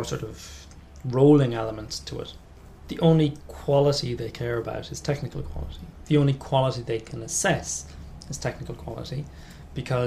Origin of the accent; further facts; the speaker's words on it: Southeast coast of Ireland, southeast Ireland, Ireland; accent: Southern Irish; now in London, United Kingdom; Southeast Coast